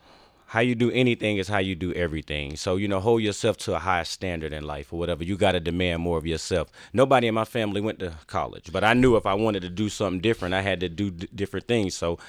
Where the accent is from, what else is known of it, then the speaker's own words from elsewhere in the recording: the South, United States; Like I said, I grew up in the South.